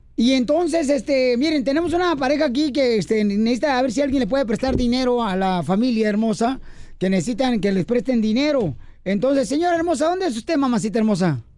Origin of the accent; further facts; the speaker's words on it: Teloloapan, Guerrero, Mexico; Soy, soy de, un lado de Telolapan, Guerrero, donde se hace el mole